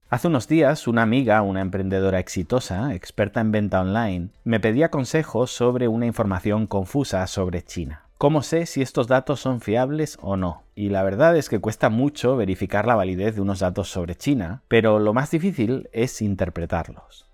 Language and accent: Spanish; Spain; como español